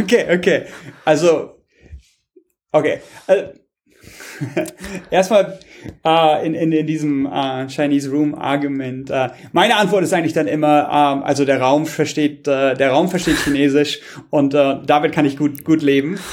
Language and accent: German; Germany; moved away; ich komme auch manchmal zurück nach Deutschland